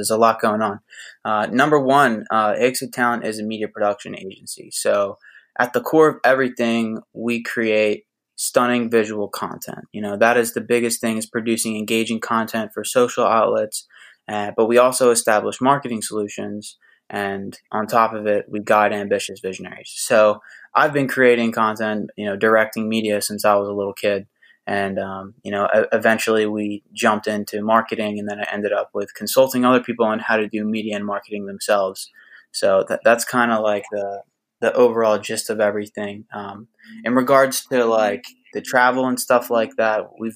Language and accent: English; Philadelphia, Pennsylvania, United States; also born or lived in Hollywood, California; now in Los Angeles, United States; I'm from Philadelphia, PA, and I live in Hollywood, California.